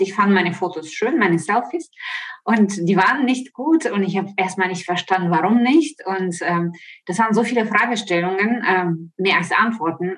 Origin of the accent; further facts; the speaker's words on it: Ukraine; German is a second language; moved away as an adult; also born or lived in Italy / Spain; now in Offenbach, Germany; ich komme aus der Ukraine, wie man vielleicht das hört an meinem Akzent, lebe aber seit 20 Jahren in Deutschland